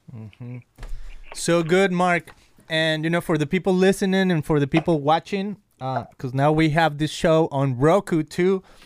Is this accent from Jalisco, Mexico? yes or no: yes; Guadalajara, Jalisco, Mexico; now in California, United States; I'm from Guadalajara, Mexico, and here I am in California.